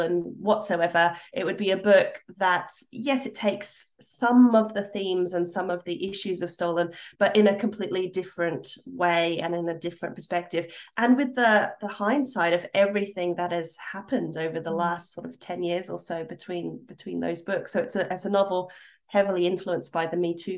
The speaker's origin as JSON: {"language": "English", "country": "Australia", "moved": "as an adult", "said": "I've come back to Australia, a place where I once absolutely 100% would have said, yes, I'm Australian."}